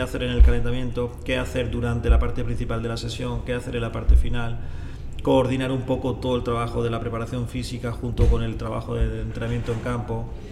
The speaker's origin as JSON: {"language": "Spanish", "area": "a small village near Granada", "region": "Andalusia", "country": "Spain", "tie": "born or raised there", "moved": "yes", "said": "yo nazco en un pueblo pequeñito de cerca de la ciudad de Granada, está en el sur de España"}